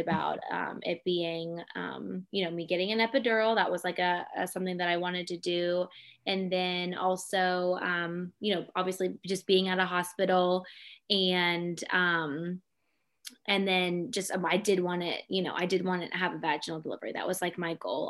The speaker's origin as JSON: {"language": "English", "town": "Pittsburgh", "region": "Pennsylvania", "country": "United States", "tie": "born or raised there", "also_born_or_lived": "High Point, North Carolina / Melbourne, Australia", "moved": "as an adult", "said": "I grew up in Pittsburgh, Pennsylvania."}